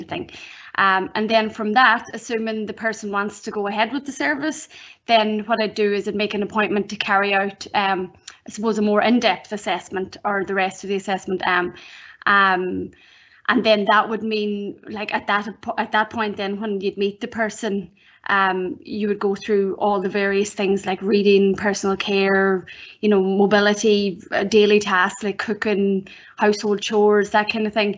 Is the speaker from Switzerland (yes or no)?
no; Donegal, Ulster, Ireland; moved away as an adult; also born or lived in Sligo / Galway / Laois; I'm actually from Donegal. So I suppose what happened was, obviously finished school in Donegal